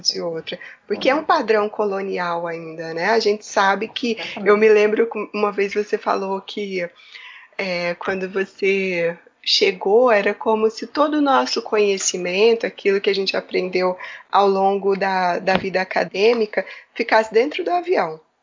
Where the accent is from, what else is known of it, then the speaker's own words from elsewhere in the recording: Brazil; moved away as an adult; now in Portugal; eu sou migrante, eu sou brasileira